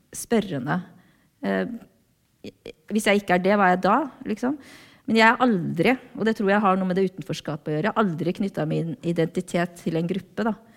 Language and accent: Norwegian; Norway; also born or lived in South Korea; jeg ble norsk